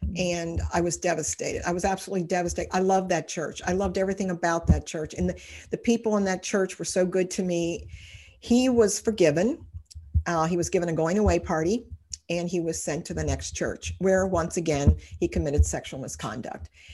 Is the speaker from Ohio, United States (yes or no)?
yes; Cincinnati, Ohio, United States; I've lived in Cincinnati all my life